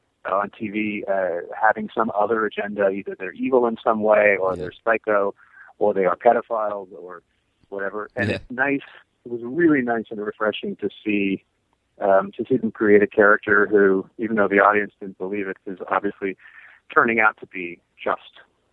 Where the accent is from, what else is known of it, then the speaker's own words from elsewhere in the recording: Columbus, United States; I'm from Columbus.